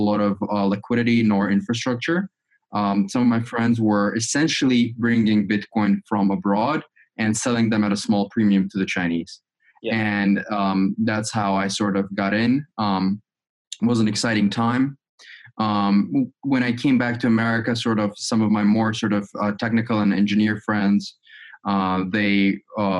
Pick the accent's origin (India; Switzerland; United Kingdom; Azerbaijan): Azerbaijan; moved away as an adult; also born or lived in United States; I'm originally from Azerbaijan